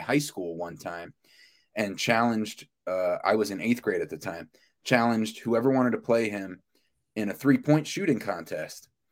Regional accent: New York City, New York, United States; now in Southern Oregon, United States; we're both from the New York City area

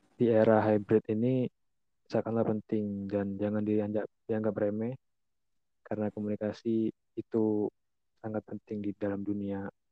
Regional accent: Bangka Belitung Islands, Indonesia; saya dari Bangka Belitung

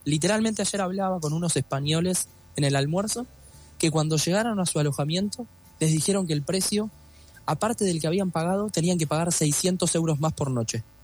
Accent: Argentina

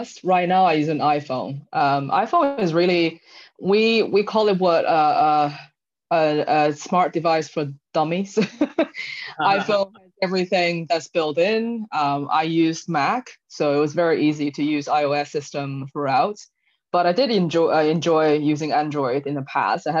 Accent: China; moved away as an adult; also born or lived in United States / Washington, D.C. / Philippines; now in Singapore; I grew up in China, left China when I was 21

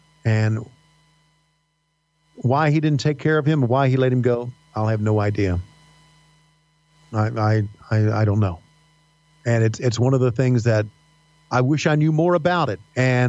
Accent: Virginia, United States; accent: Southern; moved away; I worked hard on getting rid of my Southern accent because my Southern accent, when I left the mountains of Virginia back in the late 70s, was really deep, dyed-in-the-wool type, Huntsville, Alabama type bullshit.

